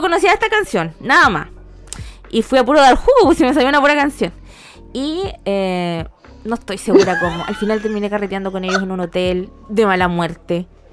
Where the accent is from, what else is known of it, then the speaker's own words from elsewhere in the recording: Temuco, Araucanía, Chile; moved away; mi liceo no estaba en el centro, estaba como lejos del centro, de mi pueblito allá Temuco